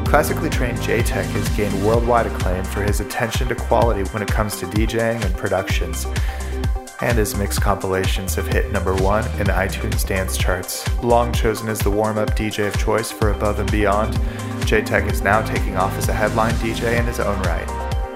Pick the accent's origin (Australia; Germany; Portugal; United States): United States; Los Angeles, California; in my hometown of Los Angeles